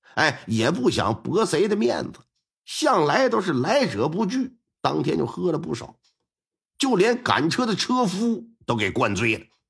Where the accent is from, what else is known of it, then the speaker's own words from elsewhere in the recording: Northeast China, China; 我们东北这边有讲究